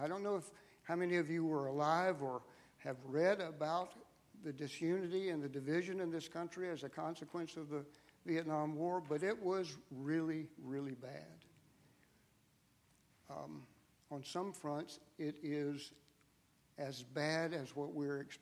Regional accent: Atlanta, Georgia, United States; I was raised in Atlanta

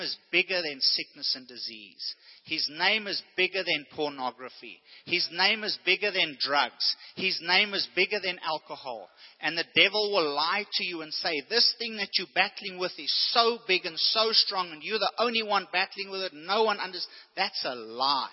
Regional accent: South Africa; growing up in South Africa

